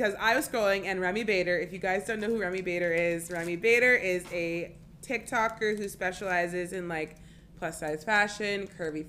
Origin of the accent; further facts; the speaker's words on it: Arizona, United States; moved away; I'm from Arizona